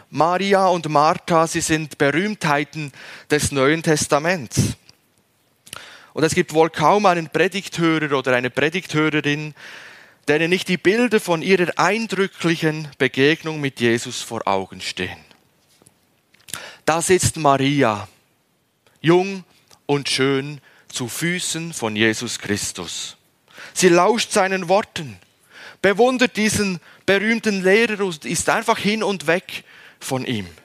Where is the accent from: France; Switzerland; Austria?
Switzerland; Für mich sind M&Ms Gut, sie stehen stellvertretend einfach für Schokolade, das habe ich als Schweizer einfach irgendwie mitgekriegt.